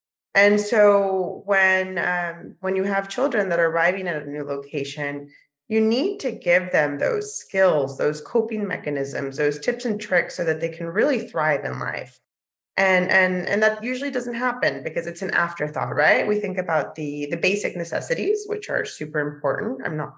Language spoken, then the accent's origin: English; Mexico; And hopefully we'll be bringing programmings to the States and to Mexico, my home country, in the future.